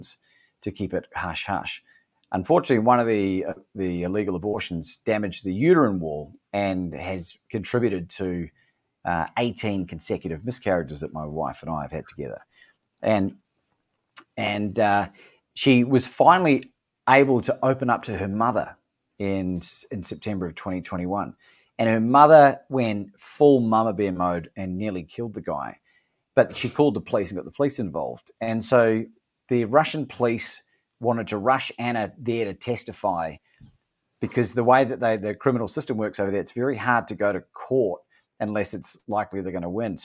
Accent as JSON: {"language": "English", "country": "New Zealand", "tie": "born or raised there", "also_born_or_lived": "Melbourne, Australia", "moved": "as an adult", "lives_now": "Mexico", "said": "I'm from New Zealand. I spent 20 years there. Moved to Melbourne when I was about 21."}